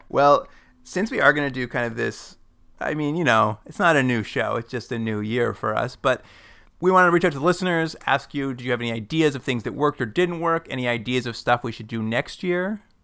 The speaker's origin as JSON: {"language": "English", "region": "Alberta", "country": "Canada", "accent": "Alberta", "said": "My Alberta accent"}